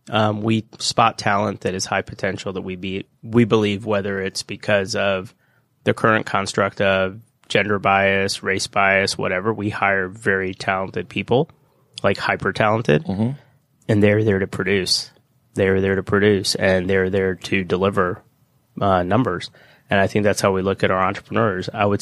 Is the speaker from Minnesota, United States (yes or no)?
no; Stone Mountain, Georgia, United States; I grew up in Stone Mountain, went to Georgia Tech, so I'm an Atlanta kid, so to speak.